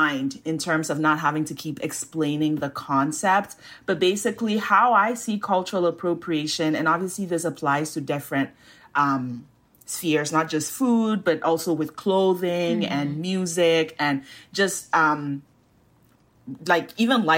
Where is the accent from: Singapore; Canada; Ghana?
Ghana; I'm Ghanaian